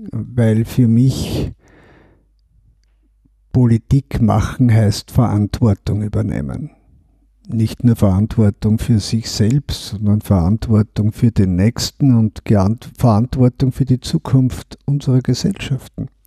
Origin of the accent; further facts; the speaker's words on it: Eastern Austria, Austria; Und gerade als Österreicher, als Ostösterreicher, habe ich erlebt, dass wir ja wie in einem Sandwich zwischen Ost und West gelegen sind.